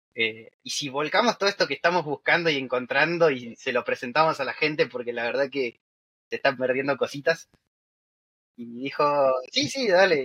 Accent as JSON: {"language": "Spanish", "region": "Buenos Aires", "country": "Argentina", "said": "los dos somos de Buenos Aires, o sea, de la capital de Argentina"}